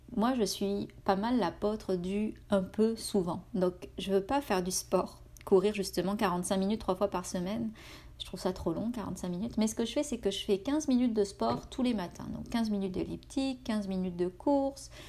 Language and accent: French; France; moved away as an adult; now in Canada